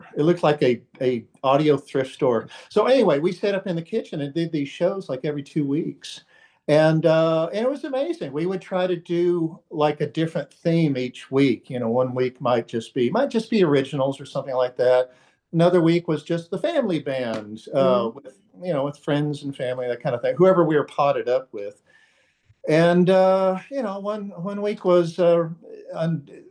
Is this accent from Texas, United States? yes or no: yes; rural Texas, United States; I grew up out in the rural part of Texas